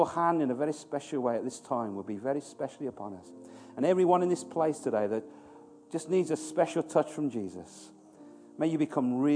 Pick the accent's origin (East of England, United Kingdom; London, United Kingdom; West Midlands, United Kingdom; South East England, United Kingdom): West Midlands, United Kingdom; Birmingham; moved away; I'm from Birmingham